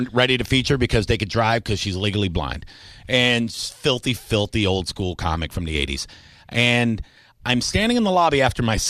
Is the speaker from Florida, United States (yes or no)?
yes; Tampa, Florida, United States; I may be the only radio personality that's born and raised in Tampa